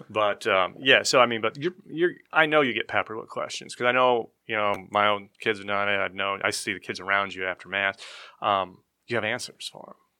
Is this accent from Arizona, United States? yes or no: yes; Lake Havasu City, Arizona, United States; I was born and raised in Lake Havasu City, Arizona